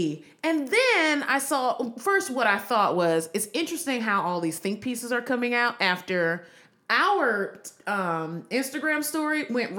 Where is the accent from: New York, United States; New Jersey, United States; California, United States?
California, United States; I'm from the Bay Area.